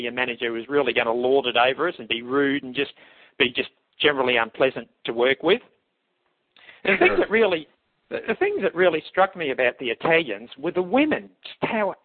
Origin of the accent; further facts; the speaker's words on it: Australia; I grew up in Australia during the tail end of the White Australia